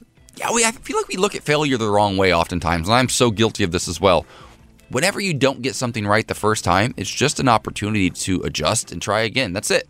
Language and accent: English; Columbus, Ohio, United States; They used to live in my hometown, Columbus, Ohio.